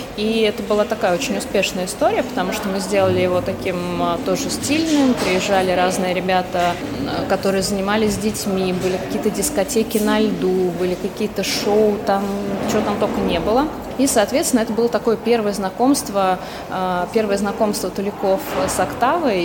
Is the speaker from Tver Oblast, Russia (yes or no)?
no; Tula Oblast, Russia; moved away; я, например, сама родилась в Тульской области, не в Туле, правда, в маленьком городке в Тульской области, потом так получилось, что переехала, там учеба, работа